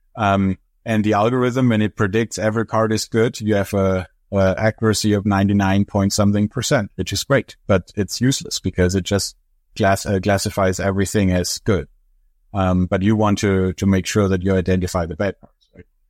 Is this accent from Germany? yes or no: yes; Germany; English is a second language; moved away as an adult; now in United States; I'm from Europe originally, from Germany.